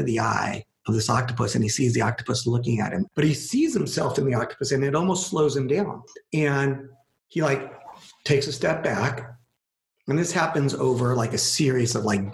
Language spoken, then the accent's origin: English; California, United States; I am from California